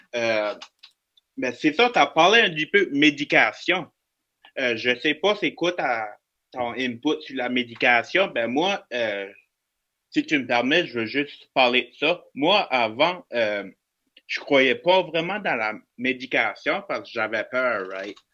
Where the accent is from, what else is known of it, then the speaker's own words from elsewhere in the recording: Bathurst, New Brunswick, Canada; je viens du nord du Nouveau-Brunswick, dans une ville qui s'appelle Batters.